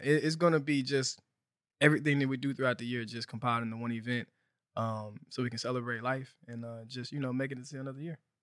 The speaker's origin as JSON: {"language": "English", "town": "Helena", "region": "Arkansas", "country": "United States", "tie": "born or raised there", "also_born_or_lived": "Fayetteville, Arkansas", "moved": "as an adult", "lives_now": "Los Angeles, United States", "said": "I'm from Helena. I'm from Arkansas. So I grew up, you know, very poor, underrepresented area."}